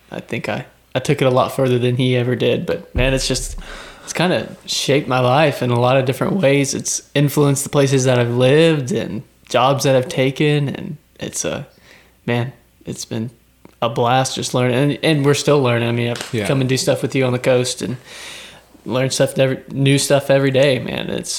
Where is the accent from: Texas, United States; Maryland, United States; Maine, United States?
Texas, United States; Georgetown; I grew up in Georgetown, Texas, so all the Texas Hill Country, all that stuff, man, it's kind of where I cut my teeth, so been known as a river rat in the past.